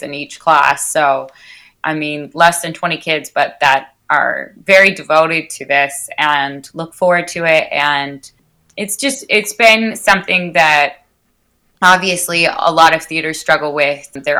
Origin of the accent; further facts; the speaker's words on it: Wichita, Kansas, United States; moved away as an adult; also born or lived in Brownville / Chicago; I grew up outside of Wichita, Kansas